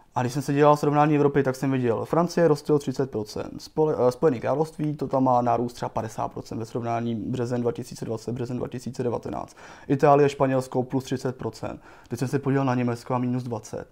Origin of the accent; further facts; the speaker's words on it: Czechia; my jako Češi